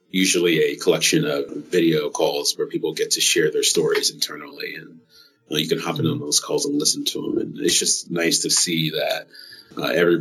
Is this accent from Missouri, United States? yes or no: no; Iowa City, Iowa, United States; moved away as an adult; also born or lived in Cedar Rapids, Iowa / Des Moines, Iowa; now in Bay Area, California, United States; Yeah, I grew up in Iowa, in Iowa City, Cedar Rapids.